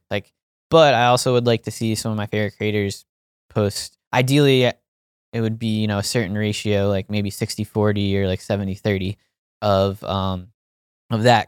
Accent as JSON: {"language": "English", "region": "Pennsylvania", "country": "United States", "tie": "born or raised there", "moved": "yes", "said": "it's in my home state, far away from where I grew up"}